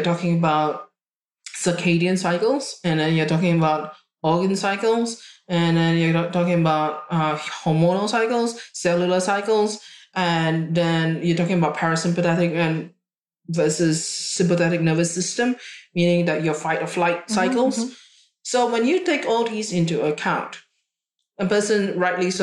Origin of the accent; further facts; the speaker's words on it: Singapore; now in Australia; I was born in Singapore and I grew up in Singapore